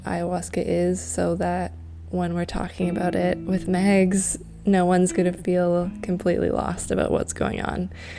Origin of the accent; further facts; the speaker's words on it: Canada; you're from the UK, I'm from Canada, and we didn't exactly grow up in that sort of circumstance.